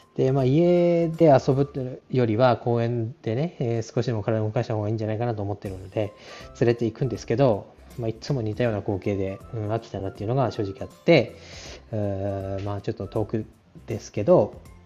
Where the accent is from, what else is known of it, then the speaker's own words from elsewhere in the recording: Tohoku, Japan; moved away; 東北の出身